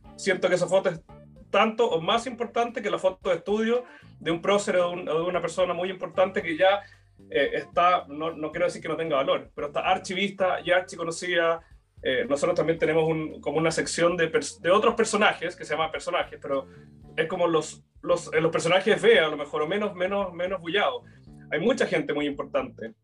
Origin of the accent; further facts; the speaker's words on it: Chile; nos ha constituido como chilenos